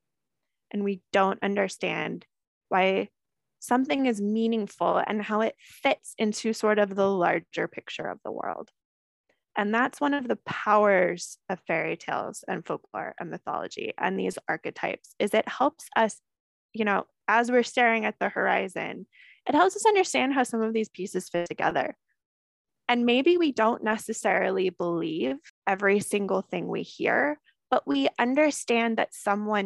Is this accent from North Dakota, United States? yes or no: no; San Andreas fault line, California, United States; I grew up on the San Andreas fault line. So I've been told my entire life that the place I live is just going to slide off into the water at some point